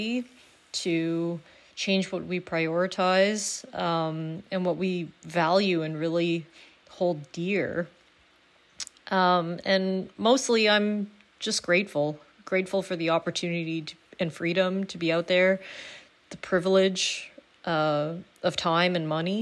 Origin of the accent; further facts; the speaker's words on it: Canada; as a Canadian